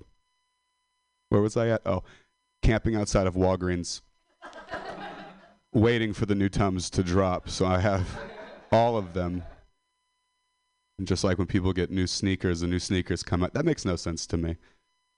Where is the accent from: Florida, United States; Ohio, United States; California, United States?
California, United States; Modesto; I'm a dropout from Modesto